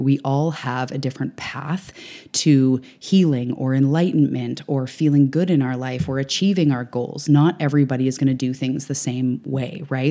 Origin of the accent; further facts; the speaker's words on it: Canada; also born or lived in Vancouver Island, British Columbia; I am a Canadian living on the West Coast